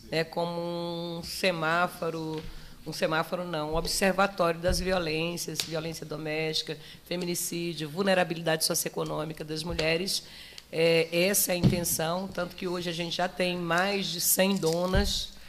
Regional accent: Ceilândia, Federal District, Brazil; chamada Ceilândia hoje. Estou né, lá desde os meus dois anos de idade, é a minha quebrada, é a minha cidade

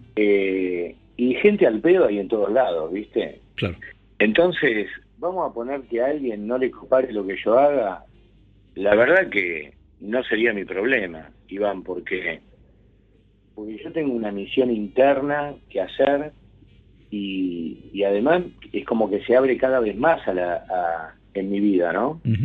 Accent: Buenos Aires, Argentina; en la zona de Flores Floresta

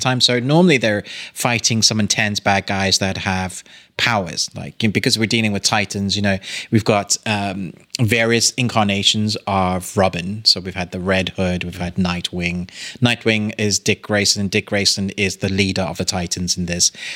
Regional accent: South Africa; I was born in South Africa

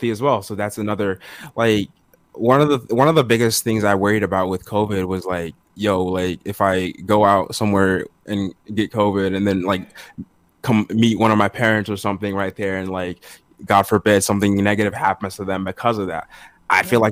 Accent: Togo; I was born in Togo. It's between Benin and Ghana over in West Africa

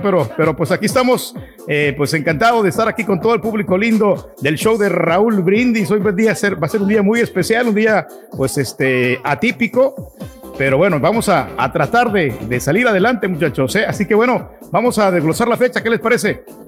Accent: El Salvador; now in United States; yo soy del Salvador

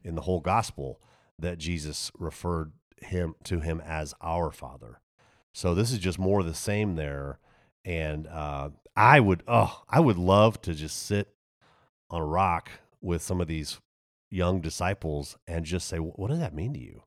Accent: Texas, United States; moved away; also born or lived in Germany / Waco, Texas / Denver; I grew up in Texas

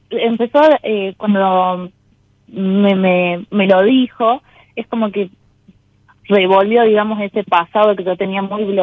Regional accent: Catamarca, Argentina; De Catamarca.

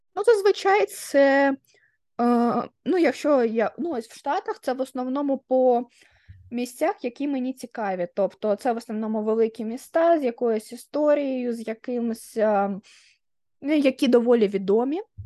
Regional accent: Dnipro, Dnipropetrovsk Oblast, Ukraine; moved away; я якби Дніпрянка прожила в Дніпрі 20 років

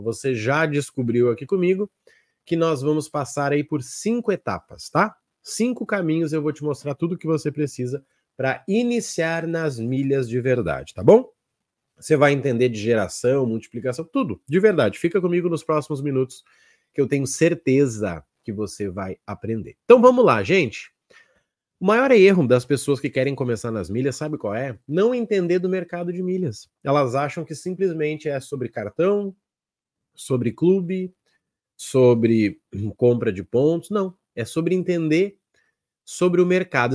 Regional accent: South Region, Brazil; eu sou aqui do Sul

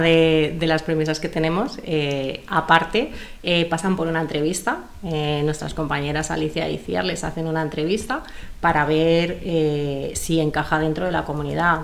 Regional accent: Madrid, Community of Madrid, Spain; yo soy de Madrid

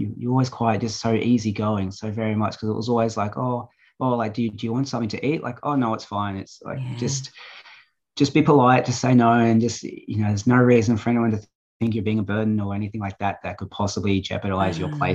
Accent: Australia; also born or lived in Brazil; now in Gold Coast, Australia; I was born there, but I'm not really immersed in the culture

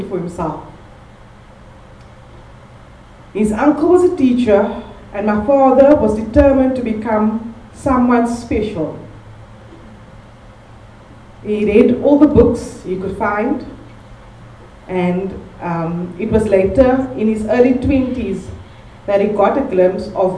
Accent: Cape Town, Western Cape, South Africa; also born or lived in Bergvliet; growing up in Malunga Park, Guguletu, Gugs as they know it

